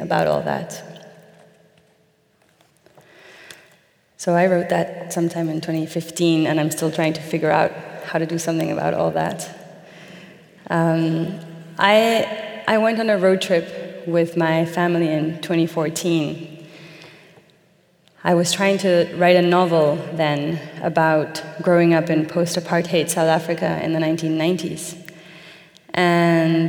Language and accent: English; Mexico; moved away; my native Mexico